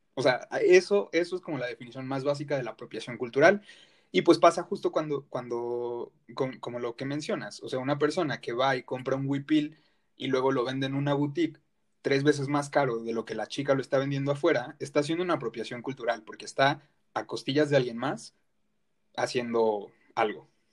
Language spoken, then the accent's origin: Spanish; Mexico